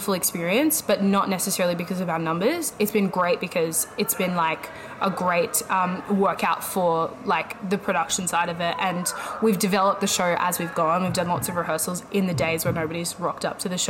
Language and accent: English; Sydney, New South Wales, Australia; I am from Sydney, Australia